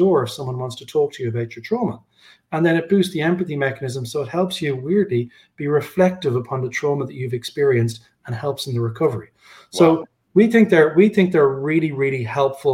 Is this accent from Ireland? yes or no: yes; Dublin, Leinster, Ireland; my hometown, Dublin